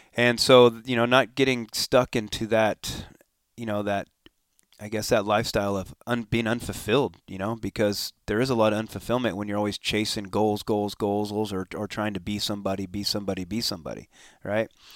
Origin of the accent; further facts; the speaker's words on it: Escondido, California, United States; also born or lived in Temecula, California / Encinitas, California; I was born and raised in Escondido.